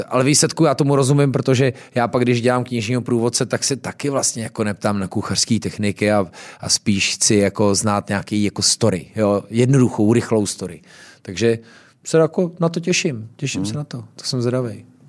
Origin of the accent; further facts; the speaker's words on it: Louny, Ústí nad Labem Region, Czechia; jsem z Loun, takže jsme vždycky měli chmelový brigády